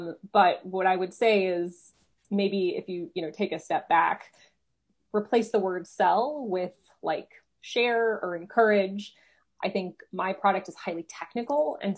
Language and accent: English; Chicago, Illinois, United States; also born or lived in Houston / Seattle; So I was born here in Texas, in Houston. And then I moved to Chicago when I was 9, went to high school in Seattle, and then moved back to Chicago for college. So I say I grew up in Chicago